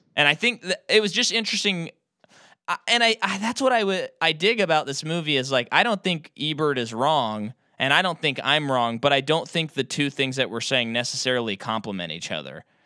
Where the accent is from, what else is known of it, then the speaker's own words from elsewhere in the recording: United States; an American audience member